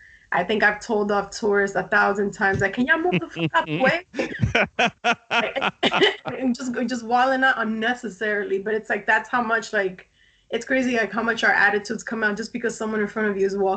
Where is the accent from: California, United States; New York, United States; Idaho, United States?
New York, United States; New York City; In between Queens and the Bronx, but I was born in Brooklyn, so I definitely hit 3 out of 5 boroughs.